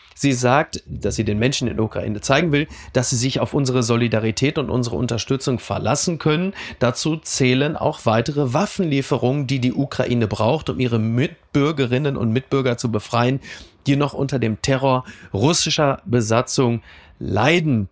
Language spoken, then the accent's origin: German; Castrop-Rauxel, North Rhine-Westphalia, Germany; Kassel-Brauxel, wo ich herkomme